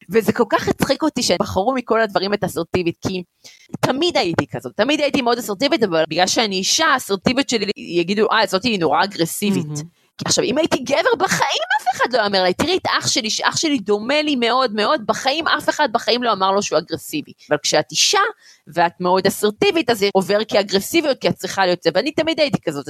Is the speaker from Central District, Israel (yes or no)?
yes; Gan Yavne, Central District, Israel; also born or lived in Beersheba; נולדתי בבאר שבע וגדלתי בחור קטן שנקרא גן יבני